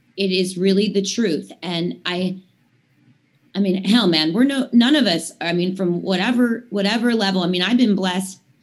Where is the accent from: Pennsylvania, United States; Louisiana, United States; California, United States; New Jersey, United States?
Pennsylvania, United States; Latrobe; the Latrobe Airport, which is my hometown